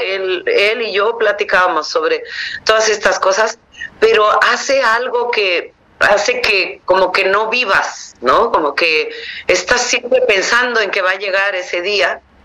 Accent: Mixteca, Oaxaca, Mexico; en mi pueblo, que era un pueblo pequeño de 40 mil personas, en, en, una región indígena que se llama la Mixteca

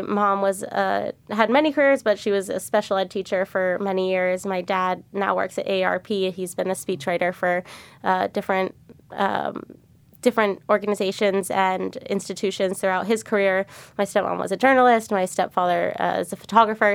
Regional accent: Arlington, Virginia, United States; moved away as an adult; now in San Francisco, United States; I grew up in Arlington, Virginia, um, went to public high school.

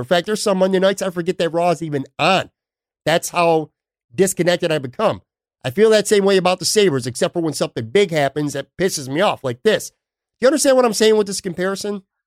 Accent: Buffalo, New York, United States; I grew up on the West Side, and there was a little newsstand on the corner of Hurdle Avenue and Delaware

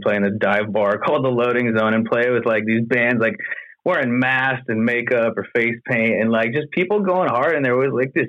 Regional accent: Montana, United States; I was born and raised in Montana, so I didn't get to see a whole lot of crazy rock and roll shows growing up.

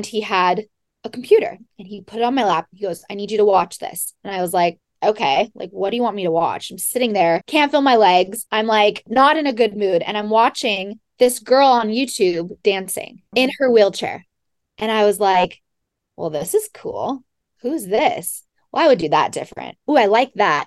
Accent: Monterey, California, United States; I was born and raised in Monterey, California, and graduated from Pacific Grove High School

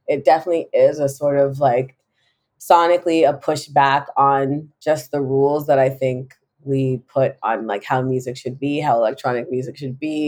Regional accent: Jamaica; being Jamaican

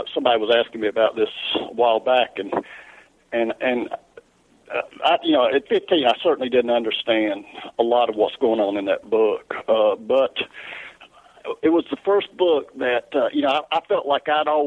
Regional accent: the South, United States; accent: Southern; because of my accent

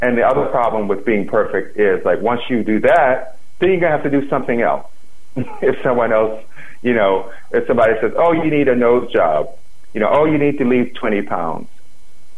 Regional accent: the South, United States; I'm from the South, I'm African American

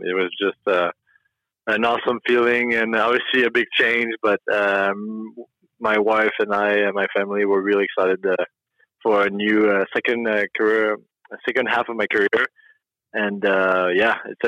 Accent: Quebec, Canada; moved away as an adult; also born or lived in Rockford, Illinois / Chicago; I was still playing in the queue at my hometown, living with my parents.

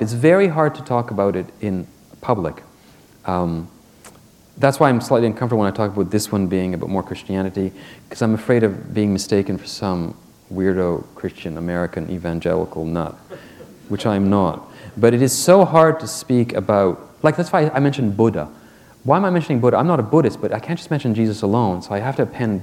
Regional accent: Quebec, Canada; I'm from Quebec, which is the most secular society in Canada

